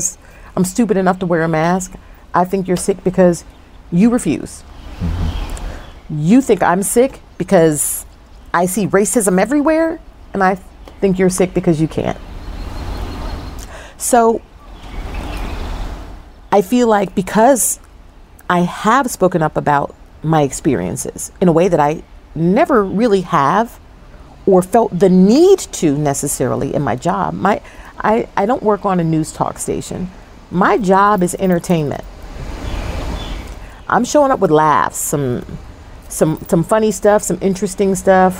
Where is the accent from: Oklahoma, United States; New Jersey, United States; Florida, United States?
New Jersey, United States; now in Charlotte, United States; I was raised in Jersey